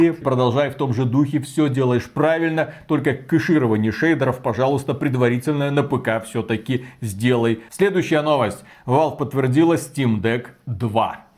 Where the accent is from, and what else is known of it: Belarus